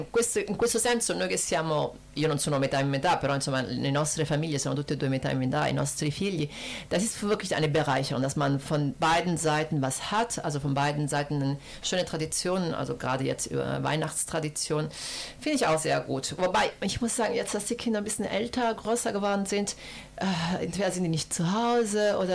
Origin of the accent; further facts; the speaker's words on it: Rome, Lazio, Italy; German is a second language; in Rom, wo ich herkomme